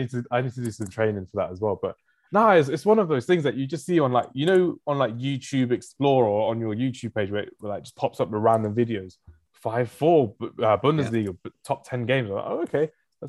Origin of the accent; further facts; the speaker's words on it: England, United Kingdom; I'm English.